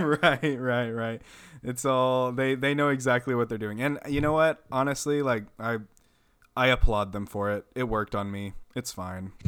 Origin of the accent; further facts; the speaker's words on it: Amarillo, Texas, United States; I grew up in Amarillo, Texas